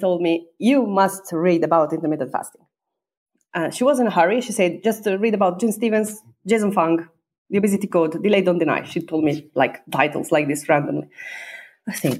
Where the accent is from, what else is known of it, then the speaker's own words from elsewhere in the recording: Sardinia, Italy; English is a second language; moved away as an adult; also born or lived in China; Sardinian, because I'm from Sardinia